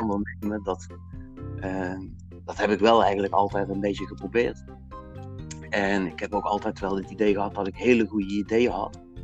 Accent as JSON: {"language": "Dutch", "region": "Limburg", "country": "Netherlands", "said": "ik kom uit Limburg"}